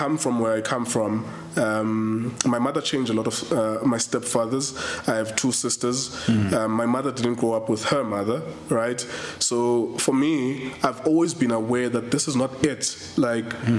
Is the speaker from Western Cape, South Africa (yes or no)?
yes; Cape Town, Western Cape, South Africa; I come from Inyanga, like the most dangerous place in South Africa, right? In shacks